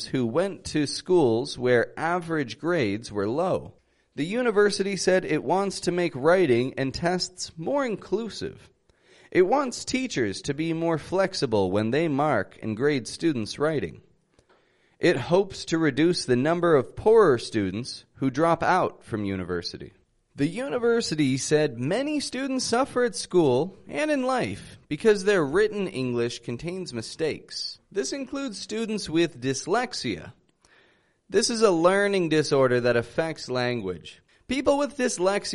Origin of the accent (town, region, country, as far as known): Toronto, Ontario, Canada